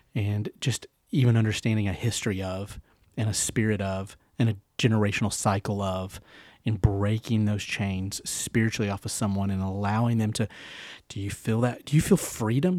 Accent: Knoxville, Tennessee, United States; also born or lived in Nashville; I'm from the South. I'm born and raised in Knoxville. Well, I was born in Nashville, but still the South.

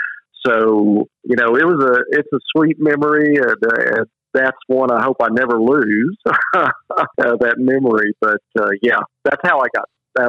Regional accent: the South, United States; You can tell I'm from the South, calling them mama and daddy

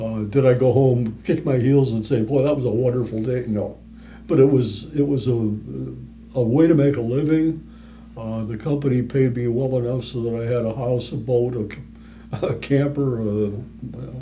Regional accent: Minneapolis, Minnesota, United States; moved away as an adult; I grew up in Minneapolis.

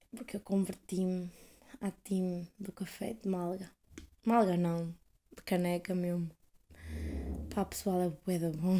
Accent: Coimbra, Centro, Portugal; moved away as an adult; now in Amsterdam, Netherlands

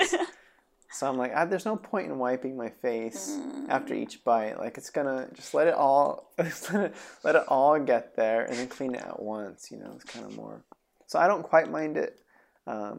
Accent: Reno, Nevada, United States; now in Los Angeles, United States; I grew up in Reno, I had, like, a pretty mixed friend group

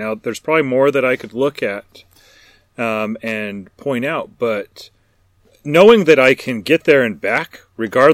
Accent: Burns, Oregon, United States; I was in my hometown around Burns or up in these mountains around us in the Northwest

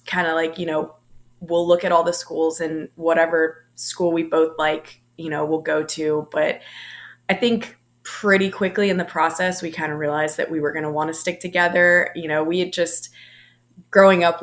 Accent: Durham, North Carolina, United States; moved away as an adult; also born or lived in Blacksburg, Virginia; being from like the Durham area

